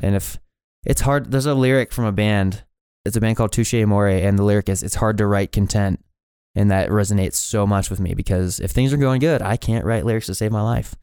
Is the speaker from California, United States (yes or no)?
no; Billings, Montana, United States; also born or lived in Kalispell, Montana; I kinda grew up just in, like, the, the Heights area of Billings.